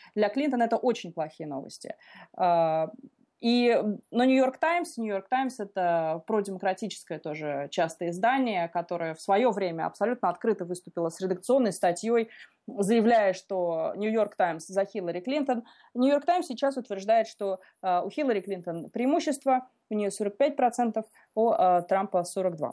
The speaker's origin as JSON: {"language": "Russian", "country": "Russia", "moved": "yes", "lives_now": "Washington, United States", "said": "я из России, что я русская"}